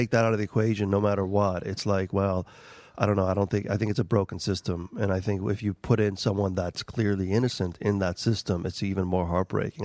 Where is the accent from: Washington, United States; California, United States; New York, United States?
New York, United States; New York City; first language Albanian; English is a second language; moved away as an adult; also born or lived in Kosovo; now in Ireland; I grew up in New York City